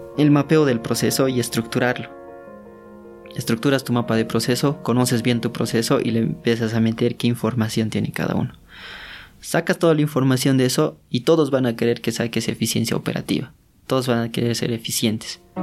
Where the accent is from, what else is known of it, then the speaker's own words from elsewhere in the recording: Oruro, Bolivia; Como soy de Oruro me decían Quirquincho